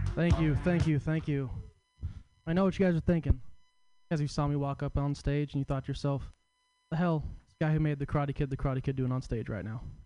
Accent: Portland, Oregon, United States; I'm from Portland, coming down to San Francisco

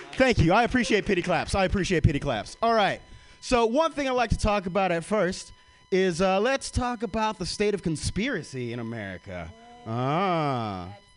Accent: the South, United States; now in San Francisco, United States; I'm from the South

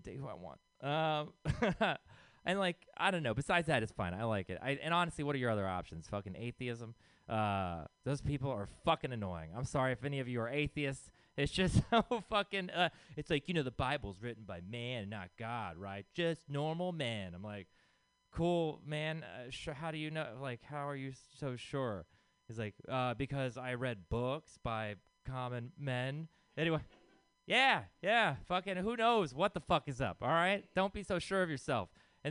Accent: Texas, United States; I'm from Texas

